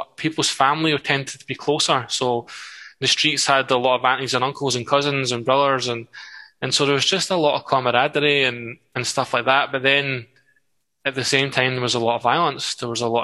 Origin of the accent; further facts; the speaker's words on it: Livingston, Scotland, United Kingdom; Ladywell was an amazing place to grow up in a lot of ways.